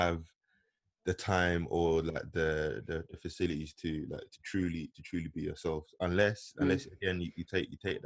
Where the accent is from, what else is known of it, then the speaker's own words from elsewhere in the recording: London, United Kingdom; we grew up in Tottenham, but yeah. my family, like, we had always like kind of moved around, but for me, Tottenham was like our most stable stage